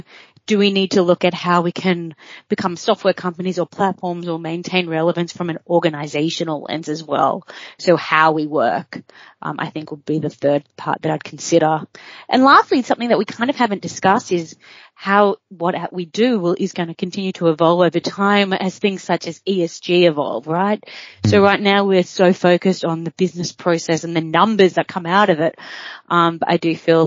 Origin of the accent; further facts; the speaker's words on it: Australia; accent: Australian; moved away as an adult; also born or lived in Copenhagen, Denmark / Sydney; I obviously am Australian. You can hear it in my voice probably that I am an Aussie through and through.